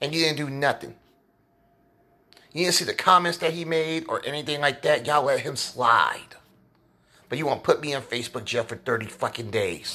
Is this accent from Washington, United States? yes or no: no; Kansas City, Missouri, United States; Here in Kansas City. My hometown.